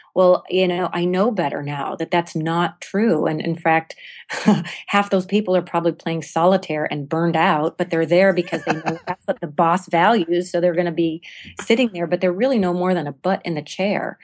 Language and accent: English; United States; as American and particularly as women